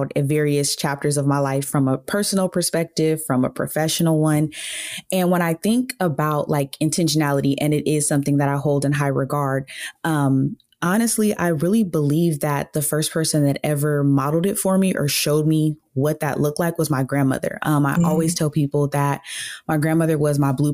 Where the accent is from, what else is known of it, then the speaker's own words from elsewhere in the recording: California, United States; I grew up in California